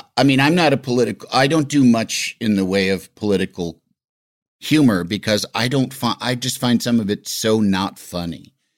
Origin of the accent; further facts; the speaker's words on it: Illinois, United States; growing up in Illinois